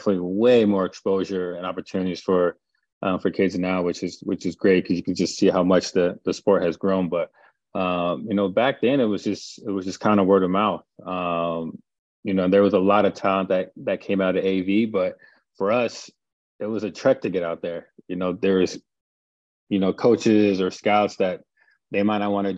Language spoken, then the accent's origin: English; Palmdale, California, United States; moved away as an adult; I grew up in Palmdale, California, probably about an hour, 15 minutes north of Los Angeles